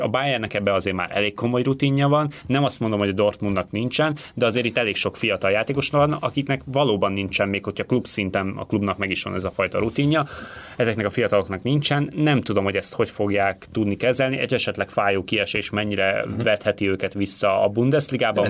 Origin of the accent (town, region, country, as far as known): Hungary